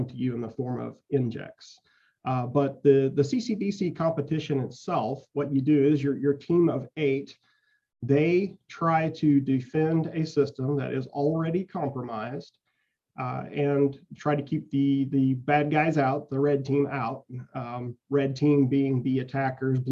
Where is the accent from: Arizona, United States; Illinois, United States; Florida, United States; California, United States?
Illinois, United States; West Frankfort; our high school at West Frankfort had a really good electronics instructor